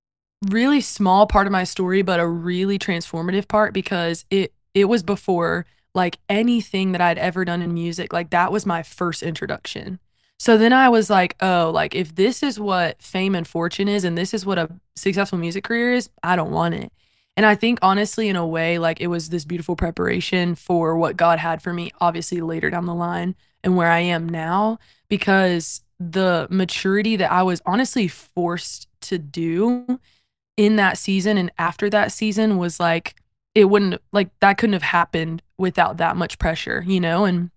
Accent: South Carolina, United States; So I come from South Carolina, born and raised there. My parents were also born and raised there.

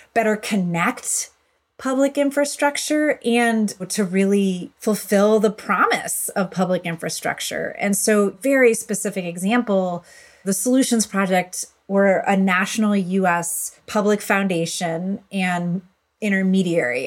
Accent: Buffalo, New York, United States; in my community growing up in Buffalo, New York

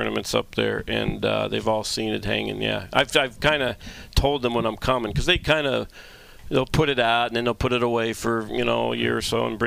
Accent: Pittsburgh, Pennsylvania, United States; I'm from Pittsburgh.

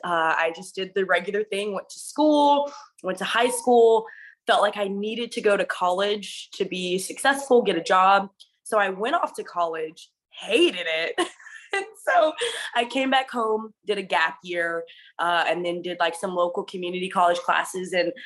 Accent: the South, Texas, United States; also born or lived in Okinawa, Japan; born and raised in the South.

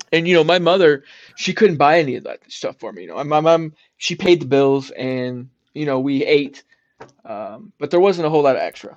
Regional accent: South Florida, United States; also born or lived in Detroit, Michigan / South Carolina / New Jersey; I was born in Detroit, Michigan. Okay. And but but I grew up in South Florida

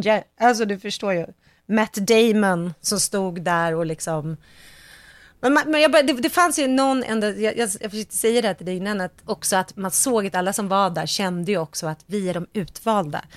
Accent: Sweden; jag är svensk

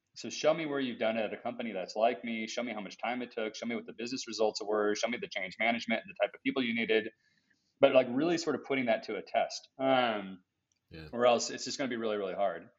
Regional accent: United States; as an American shopper

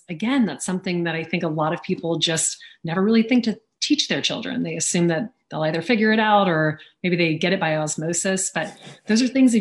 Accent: Louisiana, United States; accent: American; I grew up in the South, you know, I grew up in Louisiana and my mother is British

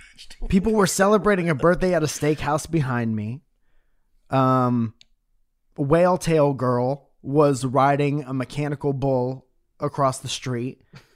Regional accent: Northeast, United States; I'm from the Northeast.

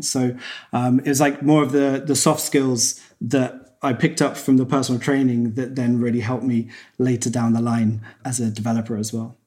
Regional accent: Cambridge, East of England, United Kingdom; I was back in my hometown, Cambridge in England.

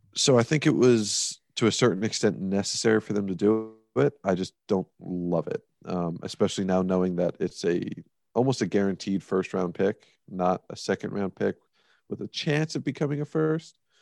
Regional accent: United States; being American.

